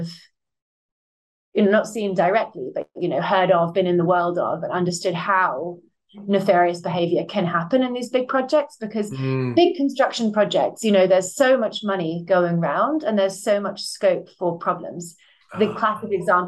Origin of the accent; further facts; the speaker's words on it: Buckinghamshire, South East England, United Kingdom; I grew up in Buckinghamshire